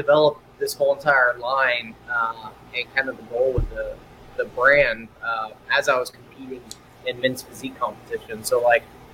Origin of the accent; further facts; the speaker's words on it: Houston, Texas, United States; also born or lived in Beaumont, Texas; being born there and then moving to Houston, it's just like I was in the epicenter of Tex-Mex and Cajun food